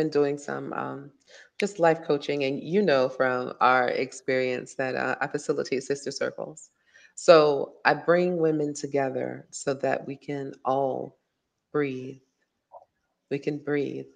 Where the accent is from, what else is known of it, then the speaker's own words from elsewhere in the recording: Virginia, United States; moved away as an adult; now in Dakar, Senegal; I was a child growing up in Virginia